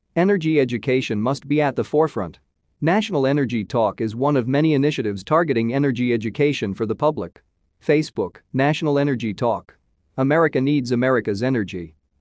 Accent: Oklahoma, United States; My home state of Oklahoma

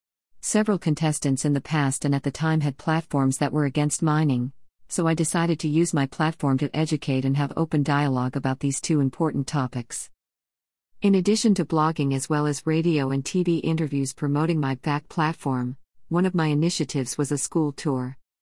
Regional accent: Freetown, Western Area, Sierra Leone; born there; I was born in Freetown, Sierra Leone, a small country in West Africa.

